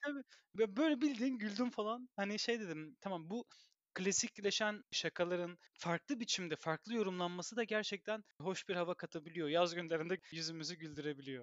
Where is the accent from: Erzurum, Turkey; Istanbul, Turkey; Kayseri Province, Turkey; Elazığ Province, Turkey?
Istanbul, Turkey; moved away as an adult; now in Belgium; İstanbul doğumlu birisi olarak